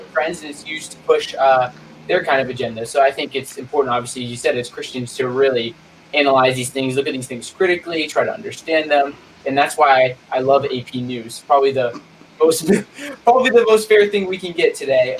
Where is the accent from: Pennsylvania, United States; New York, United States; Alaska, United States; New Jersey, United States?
Pennsylvania, United States; State College; I'm from State College, Pennsylvania